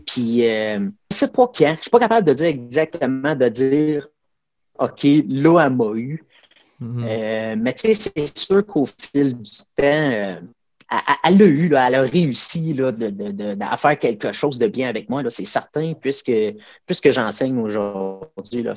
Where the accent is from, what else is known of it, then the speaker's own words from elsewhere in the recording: Abitibi-Témiscamingue, Quebec, Canada; je viens de l'Abitibi-Témiscamingue